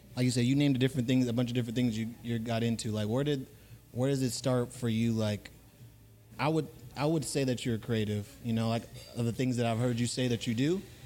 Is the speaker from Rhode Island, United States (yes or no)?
no; Fresno, California, United States; also born or lived in Hawthorne, California; I can't claim LA because I'm mostly from Fresno.